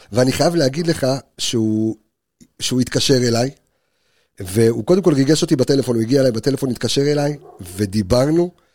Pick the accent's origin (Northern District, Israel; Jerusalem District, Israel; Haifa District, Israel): Jerusalem District, Israel; Jerusalem; בתור ילד חרדי שגדל בירושלים